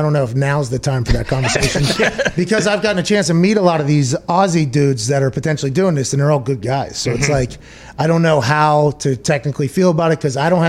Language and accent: English; United States; But I'm allowed to talk shit. I'm an American.